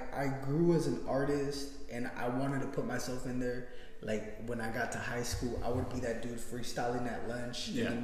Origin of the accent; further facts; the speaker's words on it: West Coast, United States; I'm from the West Coast